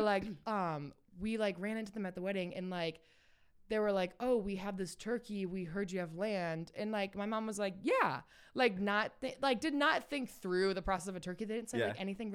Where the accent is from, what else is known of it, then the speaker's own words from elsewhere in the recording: St. Louis, Missouri, United States; moved away as an adult; now in Texas, United States; I grew up in St. Louis, like very big, like suburban